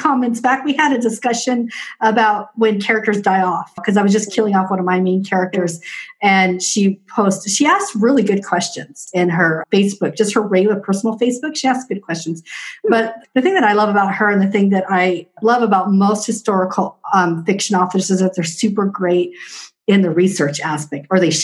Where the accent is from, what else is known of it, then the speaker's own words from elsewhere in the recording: Washington, United States; also born or lived in Arizona; I am a native because I've been here since I was 18 months old